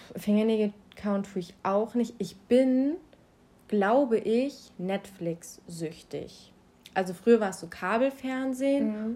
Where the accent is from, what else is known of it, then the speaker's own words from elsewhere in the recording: Schleswig-Holstein, Germany; komme aus Schleswig-Holstein, genauso wie